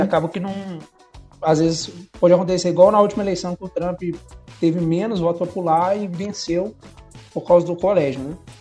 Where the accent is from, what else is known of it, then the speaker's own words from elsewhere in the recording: Brazil; a gente é brasileiro